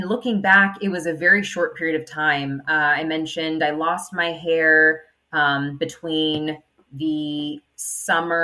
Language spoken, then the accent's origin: English; Inland Empire, California, United States; We're from the Inland Empire